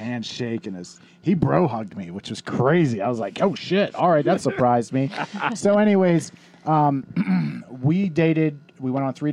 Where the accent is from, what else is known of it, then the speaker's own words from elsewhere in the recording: Irwin, Pennsylvania, United States; my boys never wanted to leave Irwin. So if you live in my hometown